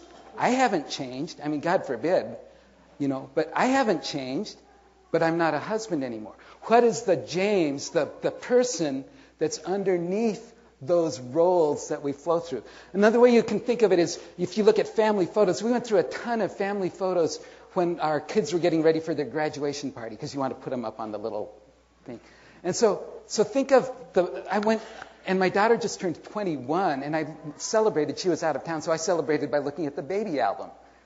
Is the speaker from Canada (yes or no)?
no; South Korea; I was born and raised in Korea. My parents were missionaries there. I am actually the third generation of my family born in Korea.